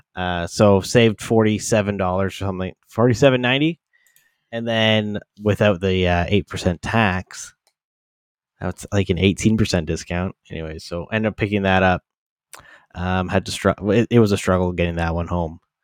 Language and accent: English; London, Ontario, Canada; my hometown London